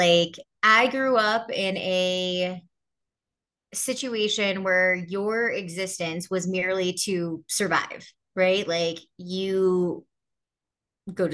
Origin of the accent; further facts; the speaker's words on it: Houston, Texas, United States; when I was growing up in Houston